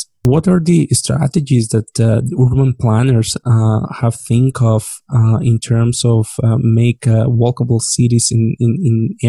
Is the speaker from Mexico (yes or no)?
yes; northwest Mexico, Mexico; now in Canada; I'm not coming from the Caribbean area, right? So I'm coming from the actual northwest of the country, which is a desert.